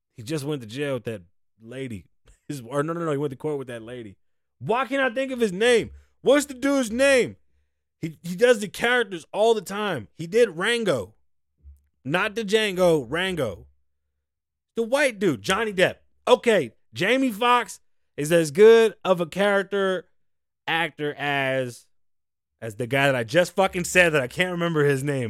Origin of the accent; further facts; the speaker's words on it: United States; We're American.